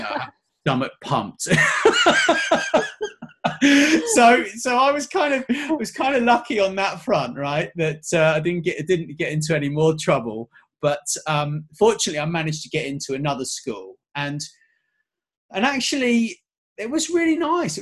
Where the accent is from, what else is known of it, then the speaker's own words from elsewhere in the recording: England, United Kingdom; I was born in England, but my dad, he's actually from Connecticut